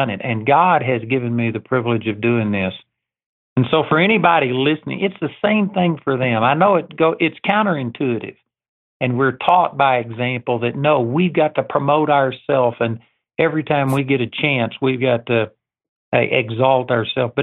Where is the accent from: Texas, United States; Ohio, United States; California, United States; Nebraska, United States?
Texas, United States; I'm a hick from Texas